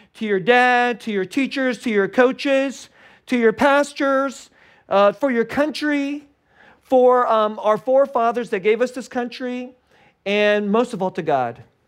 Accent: Bay Area, California, United States; I grew up in the Bay Area, which is, like, the most, like, secular, godless place in, in America

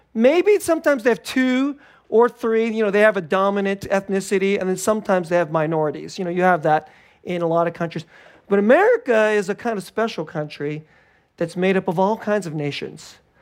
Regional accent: United States; I'm an American

